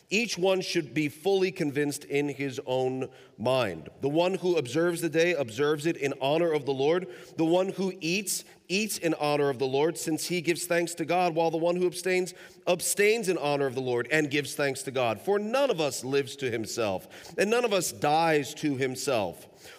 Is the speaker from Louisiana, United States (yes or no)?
no; Kentucky, United States; I mean, we hail from Kentucky, a landlocked state